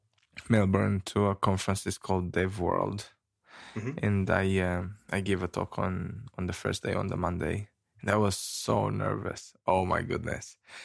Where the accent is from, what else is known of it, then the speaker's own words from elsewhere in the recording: Romania; now in New Zealand; I come from New Zealand, but I come from Romania.